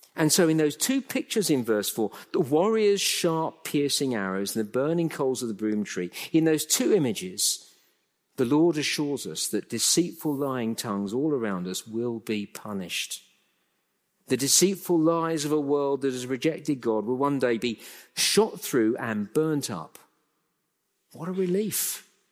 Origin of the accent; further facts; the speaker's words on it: England, United Kingdom; I'm a Brit, born and bred in England, lived all my life in the U K